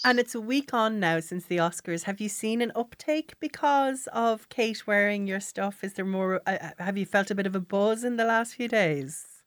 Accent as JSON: {"language": "English", "town": "Gorey", "region": "Leinster", "country": "Ireland", "said": "I'm from Goree in County Wexford"}